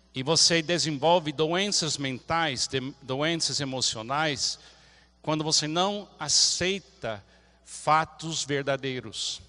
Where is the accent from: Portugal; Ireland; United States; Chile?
United States; Portuguese is a second language; now in Brazil; como americano